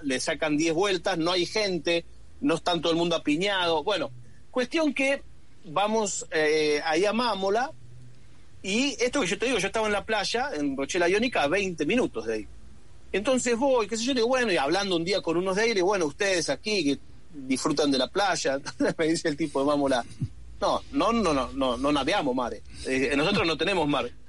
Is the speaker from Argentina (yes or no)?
yes; Buenos Aires, Argentina; yo me crié en Buenos Aires